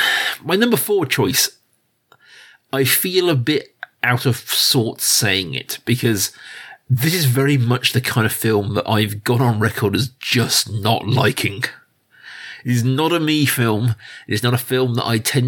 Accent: United Kingdom; I'm a British person. Our life is dominated by period films. It is our main export as a nation these days

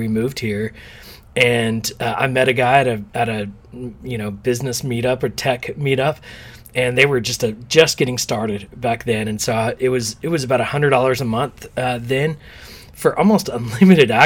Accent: Texas, United States; now in New York City, United States; we're from Texas where it's a lot of oil

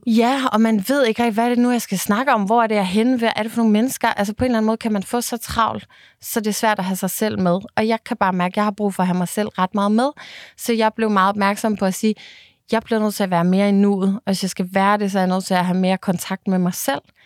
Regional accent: Bornholm, Capital Region of Denmark, Denmark; jeg øh, jo er Bornholmer af hele mit hjerte, og derfor så har jeg selvfølgelig også været så meget hjemme på Bornholm

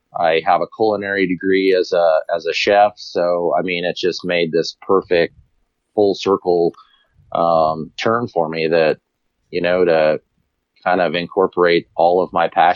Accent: Colorado, United States; I grew up here in Colorado

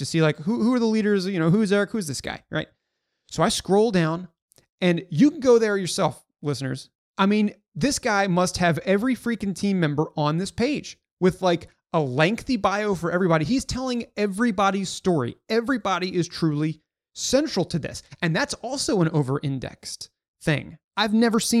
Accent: Baltimore, Maryland, United States; I also grew up in the DC, or I grew up in Baltimore.

